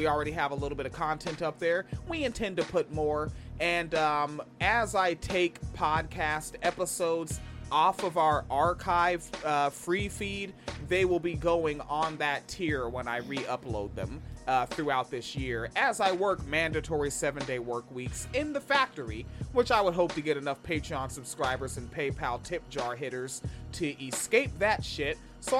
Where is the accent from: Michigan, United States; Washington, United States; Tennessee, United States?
Washington, United States; Tacoma; I'm from Tacoma.